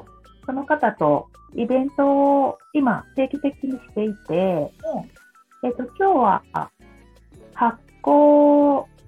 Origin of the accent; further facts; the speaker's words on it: Gifu, Japan; 土がないところで生まれて育った